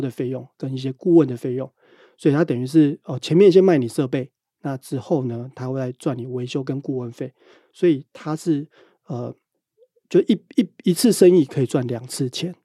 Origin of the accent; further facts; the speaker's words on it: Pingtung, Pingtung County, Taiwan; now in northern Taiwan; 现在是在北部上班，但是我是屏东人